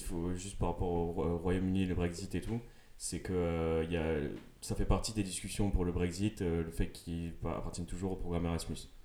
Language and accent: French; Toulouse, Occitania, France; je viens de Toulouse